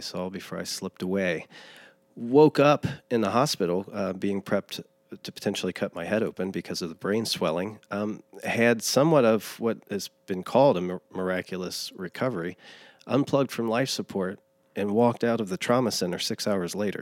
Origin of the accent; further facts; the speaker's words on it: Lawrenceburg, Indiana, United States; In Lawrenceburg, Indiana.